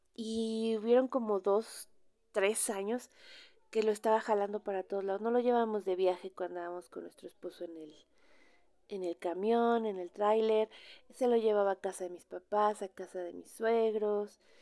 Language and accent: Spanish; Mexico; cómo somos los mexicanos